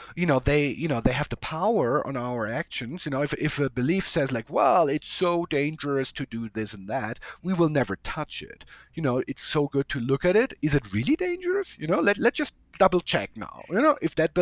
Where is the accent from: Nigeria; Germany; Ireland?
Germany; moved away; I'm from a different culture. I came from Germany